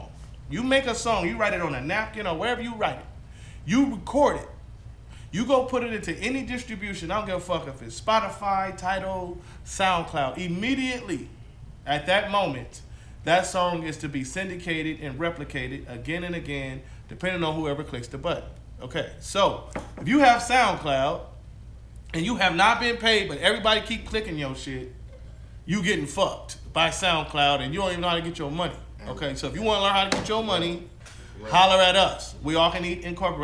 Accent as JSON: {"language": "English", "town": "Compton", "region": "California", "country": "United States", "tie": "born or raised there", "also_born_or_lived": "Watts, Los Angeles", "said": "I grew up in Watts and Compton and all that weird shit"}